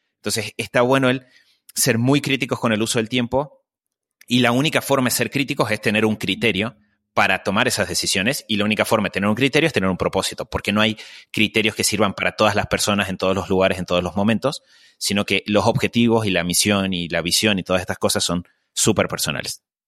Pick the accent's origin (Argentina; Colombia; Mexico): Argentina; Yo eh, crecí eh, en Argentina